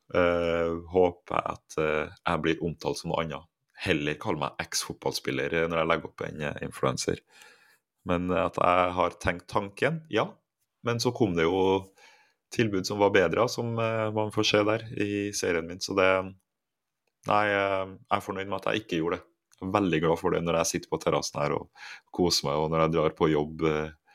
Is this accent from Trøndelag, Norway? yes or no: yes; Trondheim, Trøndelag, Norway; moved away as an adult; now in Cyprus; på Halset der jeg vokste opp